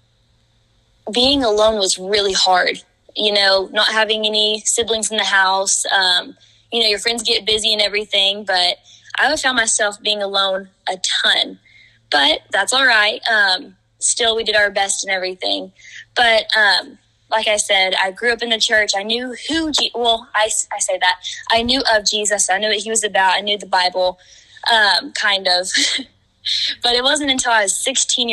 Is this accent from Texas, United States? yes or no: no; Vian, Oklahoma, United States; my hometown, Vian, Oklahoma